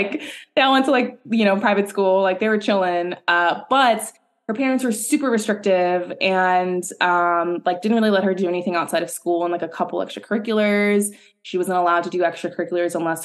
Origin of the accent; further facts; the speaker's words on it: New York City, New York, United States; born and raised in New York City, much like myself